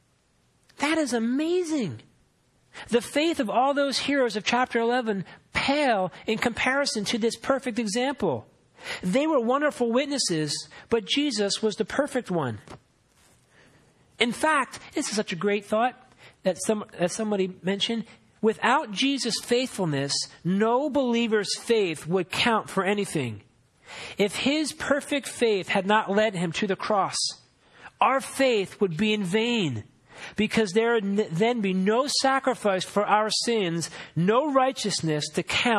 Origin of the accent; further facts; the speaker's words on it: Philadelphia, Pennsylvania, United States; moved away as an adult; where I grew up in Philadelphia